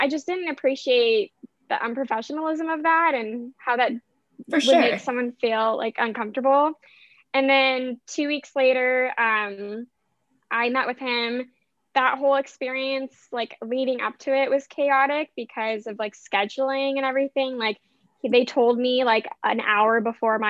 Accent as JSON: {"language": "English", "town": "Vancouver", "region": "Washington", "country": "United States", "tie": "born or raised there", "moved": "yes", "said": "where I grew up, where my dad still lives"}